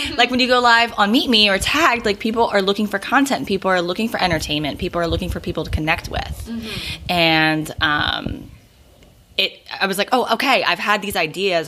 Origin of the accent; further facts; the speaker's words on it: Philadelphia, Pennsylvania, United States; I'm from Philadelphia